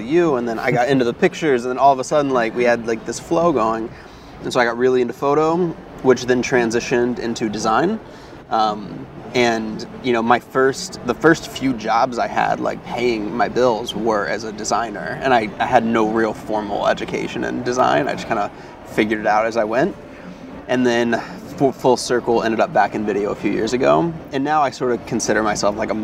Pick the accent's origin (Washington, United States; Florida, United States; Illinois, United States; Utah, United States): Florida, United States; Tallahassee; also born or lived in Pensacola, Florida; now in New York, United States; I sort of considered Tallahassee my hometown. It's where I really lived the majority of my life.